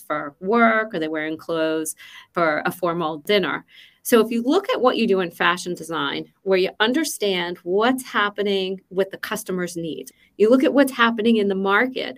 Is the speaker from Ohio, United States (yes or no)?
no; Philadelphia, Pennsylvania, United States; moved away as an adult; also born or lived in Boston; now in Seattle, United States; So I am originally from the East Coast, from Philadelphia, born and raised.